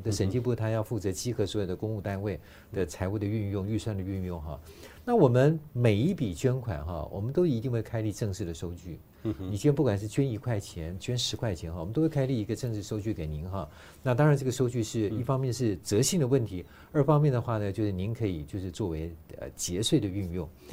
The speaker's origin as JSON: {"language": "Chinese", "country": "Taiwan", "said": "我们台湾人"}